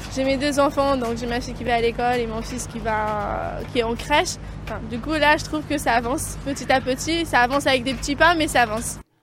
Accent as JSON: {"language": "French", "country": "Romania", "moved": "yes", "lives_now": "France", "said": "je suis roumaine"}